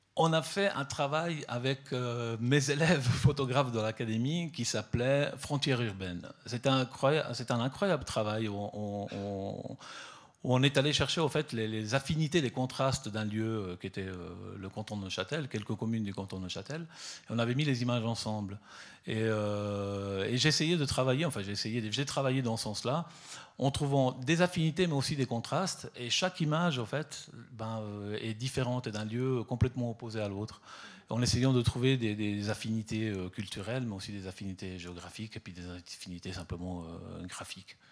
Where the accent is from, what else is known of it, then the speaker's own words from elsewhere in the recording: Southern Italy, Italy; now in Switzerland; je suis parti depuis le, sud de l'Italie, euh, donc euh, d'où je suis originaire